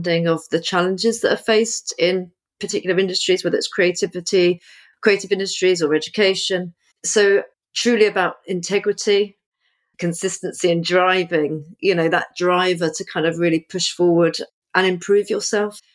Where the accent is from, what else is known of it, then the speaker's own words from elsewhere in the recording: Portsmouth, South East England, United Kingdom; also born or lived in Crystal Palace, London; now in London, United Kingdom; I'm originally from Portsmouth, which is on the south coast. So I lived by the sea as a child, but now I'm a London girl now.